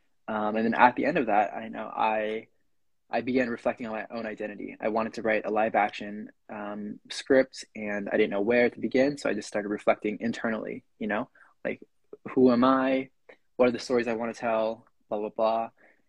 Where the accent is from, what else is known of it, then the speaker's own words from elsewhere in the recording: Concord, Massachusetts, United States; I'm from this town called Concord in Massachusetts. It's at least when I was coming up, growing up here, you know, it was a very non-diverse, very rich, very colonial place.